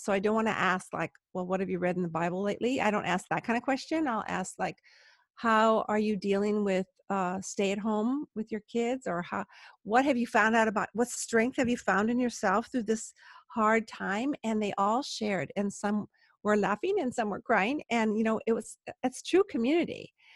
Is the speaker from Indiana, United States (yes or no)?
no; Palos Verdes, California, United States; I'm from Palos Verdes